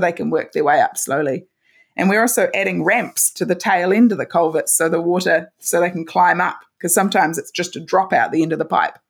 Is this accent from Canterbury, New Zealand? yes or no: yes; Christchurch, Canterbury, New Zealand; I studied at the University of Canterbury in my hometown, and I've been lucky enough to, to stay here